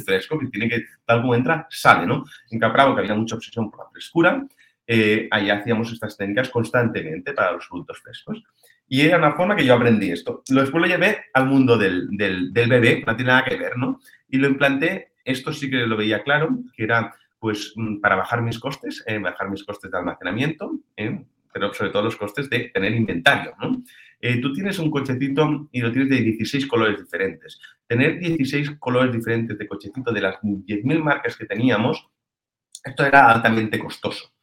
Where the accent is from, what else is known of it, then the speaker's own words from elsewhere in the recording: Sant Joan de Vilatorrada, Catalonia, Spain; yo soy de San Juan del Vallés